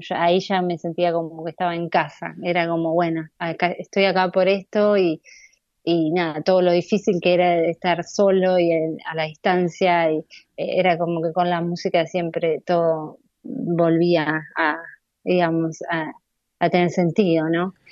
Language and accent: Spanish; Necochea, Buenos Aires Province, Argentina; moved away as an adult; now in New York, United States; yo nací en Ecochea